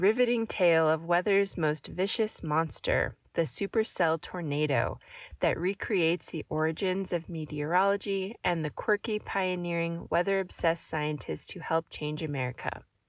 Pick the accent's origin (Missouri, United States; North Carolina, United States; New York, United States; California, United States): Missouri, United States; I grew up in Southwest Missouri, where spring equals tornado season.